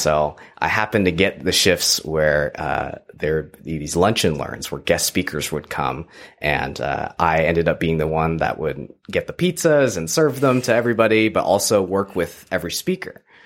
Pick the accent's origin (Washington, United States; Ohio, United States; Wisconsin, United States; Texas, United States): Texas, United States; moved away as an adult; now in Ottawa, Canada; I grew up in Texas